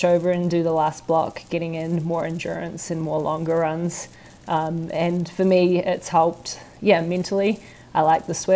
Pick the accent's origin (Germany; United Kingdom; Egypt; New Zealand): New Zealand